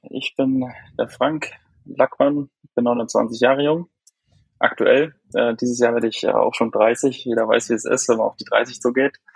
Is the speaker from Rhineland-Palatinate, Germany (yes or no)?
yes; Haßloch, Rhineland-Palatinate, Germany; Ähm, ich komme aus Hasloch, aus der Pfalz. Das ist nähe Neustadt-Weinstraße, Mannheim die Ecke.